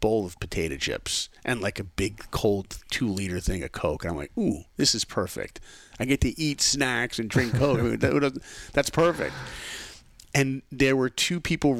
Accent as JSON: {"language": "English", "area": "Five Towns, Long Island", "region": "New York", "country": "United States", "tie": "born or raised there", "also_born_or_lived": "Ohio", "moved": "as an adult", "said": "I grew up in New York. Yeah, the Five Towns, Long Island."}